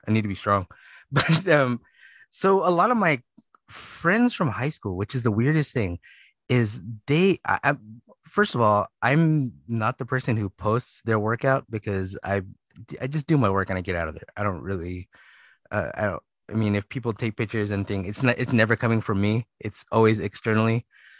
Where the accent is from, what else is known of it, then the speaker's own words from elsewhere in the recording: Philippines; I listen to a lot of hip hop and, you know, slow jams because I'm Filipino.